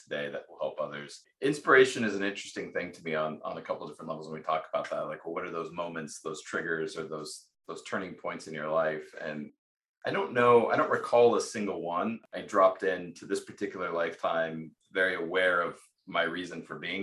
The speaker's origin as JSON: {"language": "English", "region": "Pacific Northwest", "country": "United States", "tie": "born or raised there", "said": "I grew up in the Pacific Northwest."}